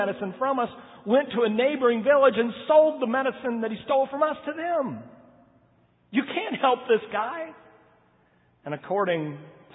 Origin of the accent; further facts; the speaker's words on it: United States; I'm American